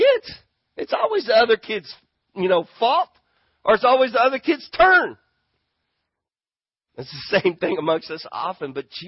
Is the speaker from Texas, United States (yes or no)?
yes; Grand Prairie, Texas, United States; I'm a Texan. I'm from Grand Prairie, and there's something about justice I want.